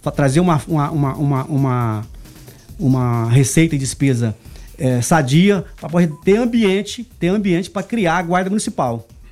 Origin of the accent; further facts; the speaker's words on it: Anápolis, Goiás, Brazil; é daqui de Anápolis, nascido e criado em Anápolis, trabalhei muito tempo fora